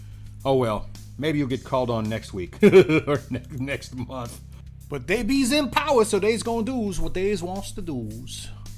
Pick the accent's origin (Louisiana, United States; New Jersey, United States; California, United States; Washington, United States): Louisiana, United States; I'm from Louisiana